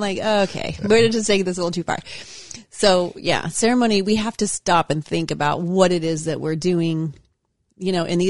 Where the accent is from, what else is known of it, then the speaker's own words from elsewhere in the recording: Ohio, United States; My husband's Italian and I'm from Ohio.